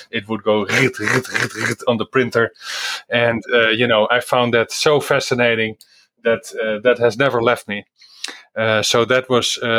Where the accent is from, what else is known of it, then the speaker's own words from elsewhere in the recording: Netherlands; moved away; I am originally from the Netherlands